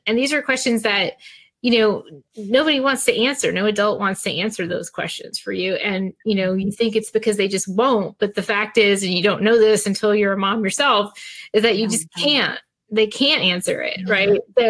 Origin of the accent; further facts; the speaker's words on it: New Jersey, United States; when I was a teenager in New Jersey